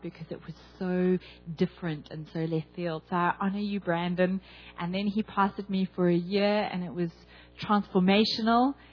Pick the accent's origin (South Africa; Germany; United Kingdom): South Africa; I am from South Africa